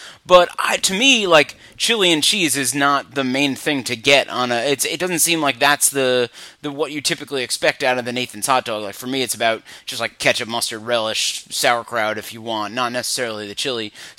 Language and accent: English; New York City, New York, United States; because I'm from New York City and live in New York City